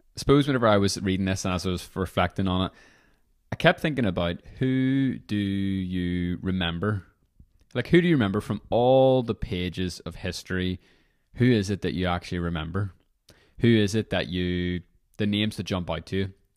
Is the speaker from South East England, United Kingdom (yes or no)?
no; Northern Ireland, United Kingdom; moved away as an adult; whenever I was eighteen, I was moving away from Northern Ireland